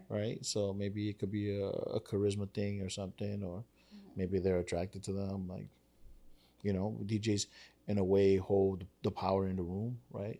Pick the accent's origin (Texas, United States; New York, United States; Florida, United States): New York, United States; New York City; I grew up in Spanish Harlem.